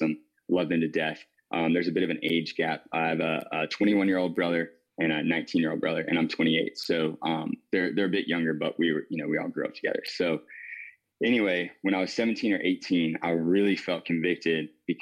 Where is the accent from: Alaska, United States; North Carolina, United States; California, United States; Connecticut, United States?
North Carolina, United States; Wanchese; now in Kitty Hawk, United States; I grew up on the East Coast of North Carolina.